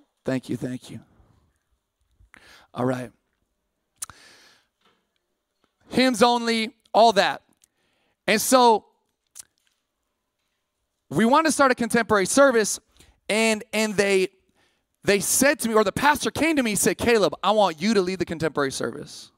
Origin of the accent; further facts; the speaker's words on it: Sacramento, California, United States; moved away as an adult; also born or lived in Massachusetts; I grew up in Sac, but I ended up on the East Coast